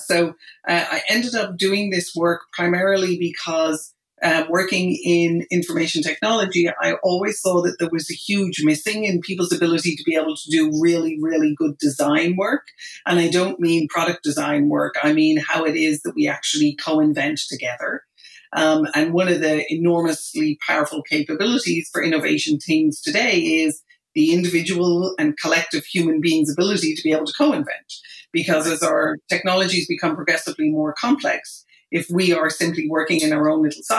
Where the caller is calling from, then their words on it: Marin County, California, United States; I'm calling from Marin County, just north of San Francisco.